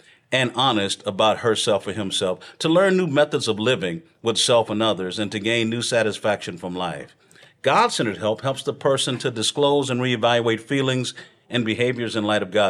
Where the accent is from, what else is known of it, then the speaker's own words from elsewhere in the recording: Texas, United States; I'm from Texas